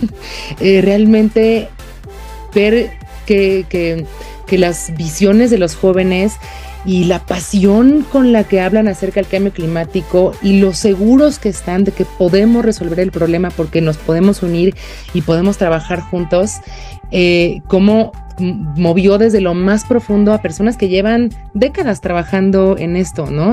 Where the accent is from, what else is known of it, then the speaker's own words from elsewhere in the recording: Mexico; como mexicana